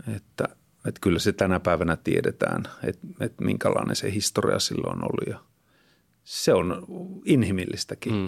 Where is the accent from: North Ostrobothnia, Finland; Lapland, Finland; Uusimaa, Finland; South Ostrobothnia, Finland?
Lapland, Finland; Kittilä; moved away; asun, asuin nuoruuteni siellä Kittilässä